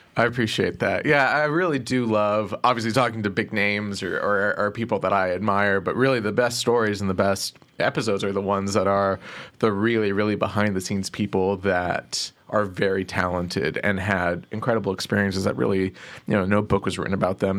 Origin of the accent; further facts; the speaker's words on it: Plano, Texas, United States; I grew up in Plano, Texas